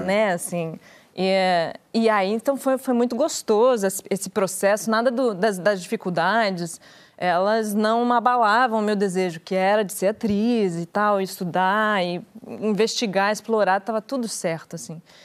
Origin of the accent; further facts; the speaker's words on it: Curitiba, Paraná, Brazil; moved away as an adult; also born or lived in São Paulo; quando eu saí de Curitiba, que eu sou de Curitiba, e eu fui morar em São Paulo com 18